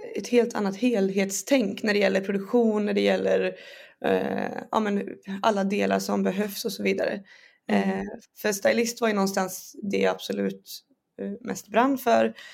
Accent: Borås, Västra Götaland, Sweden; moved away as an adult; now in Stockholm, Sweden; jag är från Borås och uppväxt där

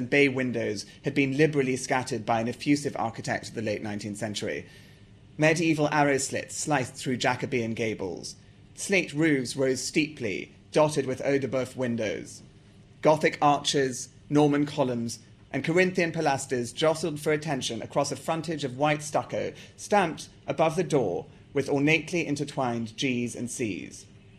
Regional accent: South Africa; And actually, although I sound English, I'm not English. I'm South African, and I can also talk like this to prove that to you.

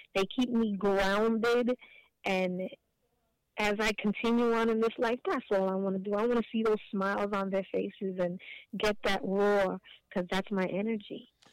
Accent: New York City, New York, United States; born and raised in Hell's Kitchen

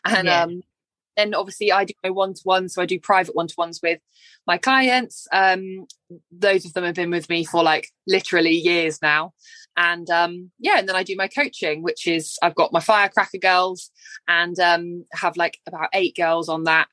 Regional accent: Cornwall, South West England, United Kingdom; from Cornwall

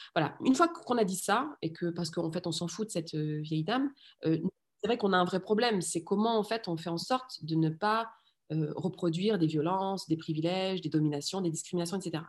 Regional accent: France; also born or lived in Rif, Morocco; j'ai vraiment grandi alors en France, mais je suis née au Maroc et je suis née dans le Rif

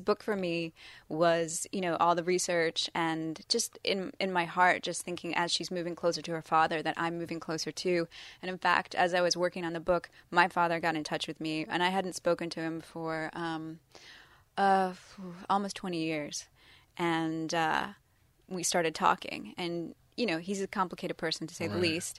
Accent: London, United Kingdom; born there; I was born in London, and, you know, race is not, is different there.

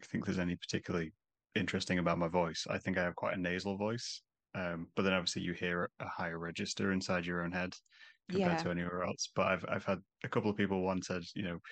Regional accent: Scunthorpe, Yorkshire and the Humber, United Kingdom; moved away as an adult; also born or lived in Lincoln; now in New Jersey, United States; I'm originally from Scunthorpe

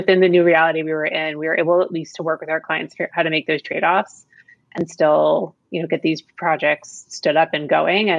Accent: Florida, United States; I grew up in Florida.

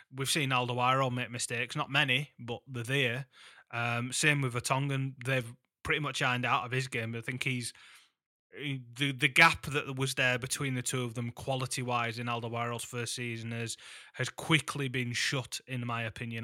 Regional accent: Huddersfield, Yorkshire and the Humber, United Kingdom; my hometown.

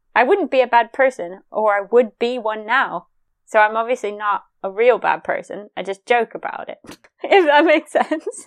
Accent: United States; I'm American

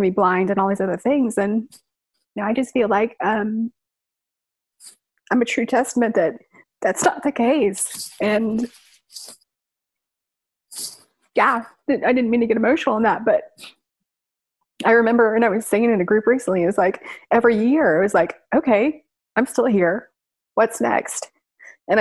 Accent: Oklahoma City, Oklahoma, United States; my hometown of Oklahoma City

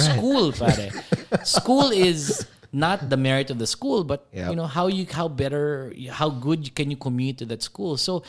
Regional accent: General Santos, Soccsksargen, Philippines; I was born in General Santos.

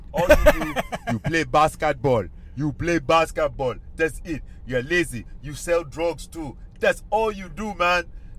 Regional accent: Nebraska, United States; born there; I am the children of West African Nigeria. Nigeria, what up? Immigrants. {S3} Yeah. {S4} Moved to America. I was born in Nebraska.

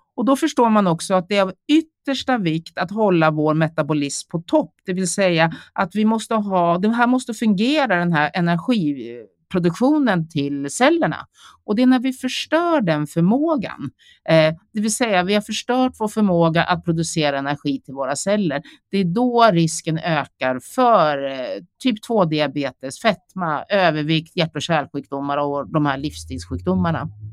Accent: Sweden; also born or lived in South Korea; Jag kom till Sverige när jag var 11 månader

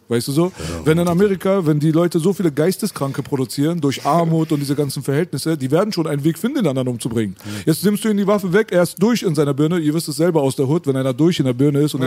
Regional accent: Berlin, Germany; bei uns in Kreuzberg

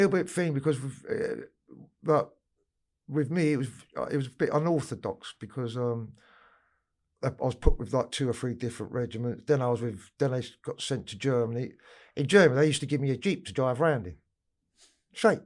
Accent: London, United Kingdom; I grew up in Camden Town

